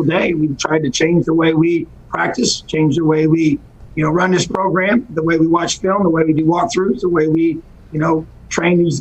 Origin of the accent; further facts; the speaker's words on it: New Castle, Indiana, United States; it is special for me to be home. I born and raised here. My dad was a head football coach in Newcastle